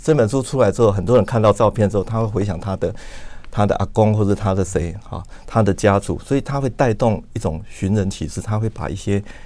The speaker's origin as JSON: {"language": "Chinese", "town": "Luodong", "region": "Yilan County", "country": "Taiwan", "tie": "born or raised there", "moved": "as an adult", "said": "我出生在那边，然后到二十二岁我才离开的"}